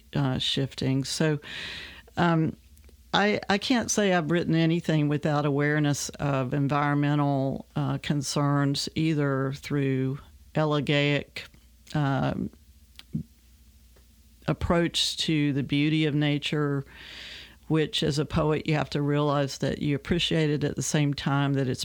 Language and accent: English; Richlands, Virginia, United States; I was born there in Richlands. We left there in 1969, so I spent, you know, my whole childhood was pretty much encapsulated in that area.